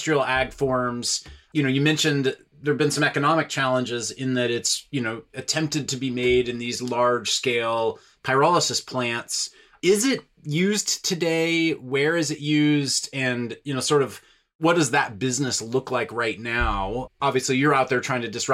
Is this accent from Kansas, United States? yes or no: yes; Kansas, United States; I grew up in Kansas